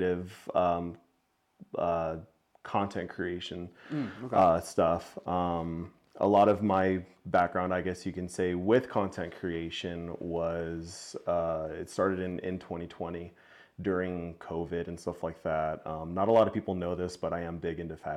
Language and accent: English; El Paso, Texas, United States; I'm from El Paso, West Texas, as you said, I came from there. I was born and raised there